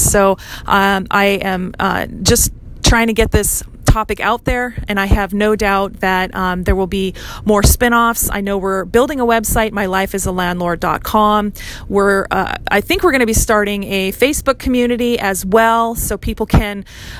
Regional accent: Hawaii, United States; I grew up in Hawaii learning how to navigate the absolute rat's nest of a maze of permitting and development

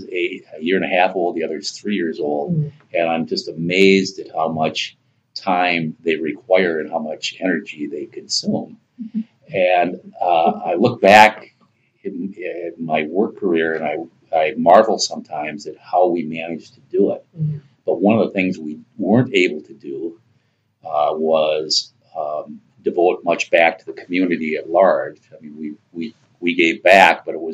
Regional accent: Green Bay, Wisconsin, United States; also born or lived in Indiana; I'm originally from the Green Bay area. And apart from going to college in Indiana, I've spent most of my life in this community.

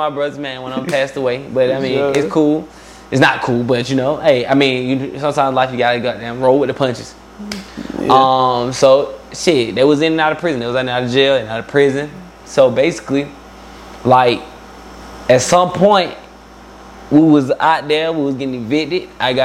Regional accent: Atlanta, Georgia, United States; also born or lived in Albany, Georgia; I moved up from like 4. So really, I'm from Atlanta. I was from the east side of Atlanta, I guess. You feel me? I was right there in DeKalb County

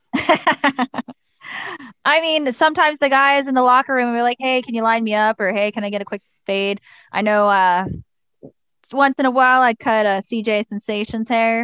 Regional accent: Pittsburgh, Pennsylvania, United States; also born or lived in Cranberry, Pennsylvania; I grew up in the Deer Lake School District, but I actually went to North Catholic High School

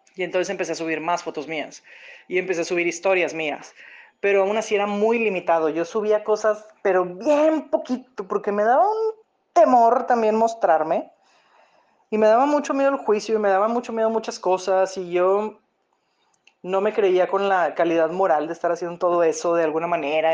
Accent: Monterrey, Nuevo León, Mexico; yo soy de Monterrey, Nuevo León, México

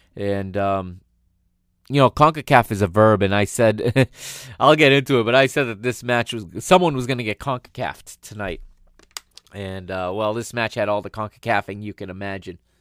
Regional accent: United States; I am an American

